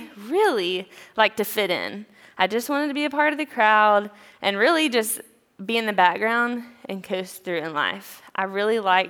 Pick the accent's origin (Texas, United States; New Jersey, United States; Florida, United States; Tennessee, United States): Tennessee, United States; East; now in Greenville, United States; I'm from a small town in East Tennessee with a sweet little family. I grew up with my parents and my sisters.